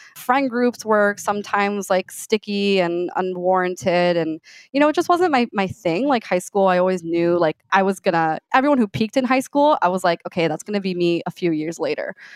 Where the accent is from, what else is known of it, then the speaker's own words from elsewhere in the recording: Miami, Florida, United States; moved away as an adult; also born or lived in Gainesville, Florida; I grew up in Miami, Florida Cuban descent, Cuban American